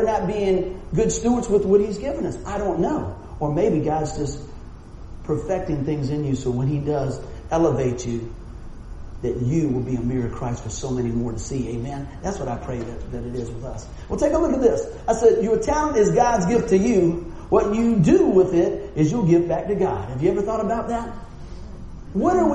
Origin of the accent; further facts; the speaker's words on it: Buffalo, New York, United States; I'm from Buffalo